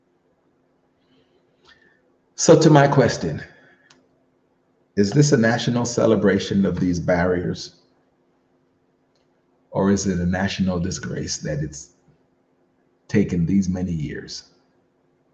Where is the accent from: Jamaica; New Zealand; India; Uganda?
Jamaica; now in New Jersey, United States; an American of Jamaican birth, also Jamaican, always will be